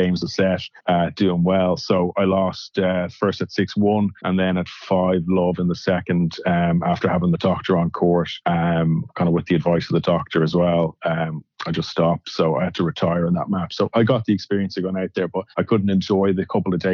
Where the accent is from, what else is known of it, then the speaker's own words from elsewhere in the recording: Ireland; I'm Irish